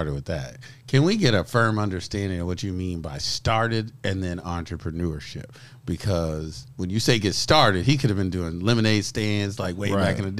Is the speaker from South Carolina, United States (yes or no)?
no; New York, United States; I'm from New York.